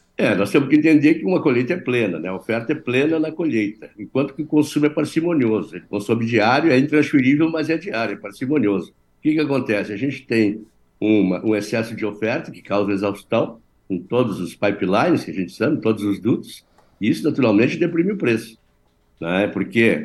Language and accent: Portuguese; Brazil; eu sou brasileiro